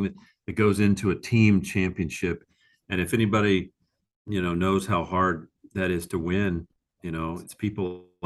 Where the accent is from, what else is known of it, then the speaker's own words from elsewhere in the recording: Texas, United States; being a Texan